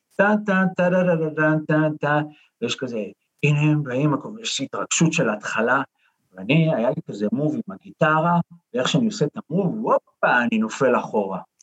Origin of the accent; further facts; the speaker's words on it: Holon, Tel Aviv District, Israel; אני מח- מחולון